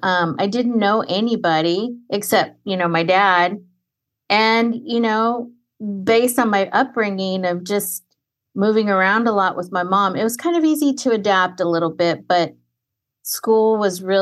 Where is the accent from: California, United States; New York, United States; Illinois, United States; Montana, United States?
California, United States; Fresno; Third generation Mexican-American from Central Valley, Fresno, California